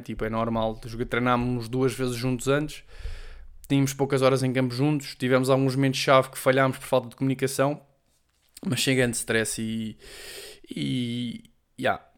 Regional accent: Portugal; first language Portuguese; moved away as an adult; now in Madrid, Spain; falar a minha língua mãe

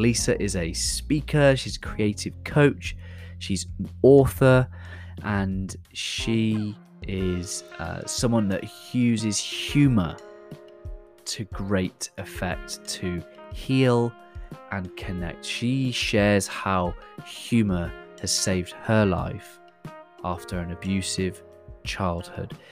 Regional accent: the Southwest, South West England, United Kingdom; in England, I, um, I'm from the Southwest, which means we all sound like farmers

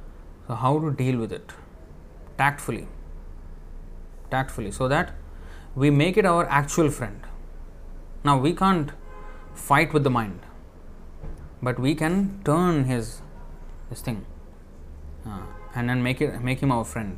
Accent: India; in India, I come from India

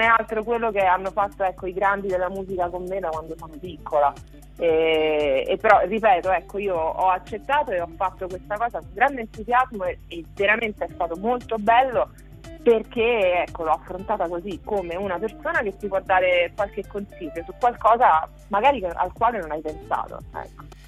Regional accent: Ciampino, Lazio, Italy; Sempre Roma, io sono di Roma, sono di Ciampino, periferia di Roma

